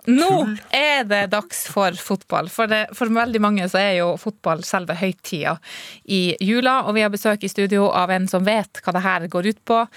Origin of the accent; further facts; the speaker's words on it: Burfjord, Troms, Norway; og hjemme i Burfjord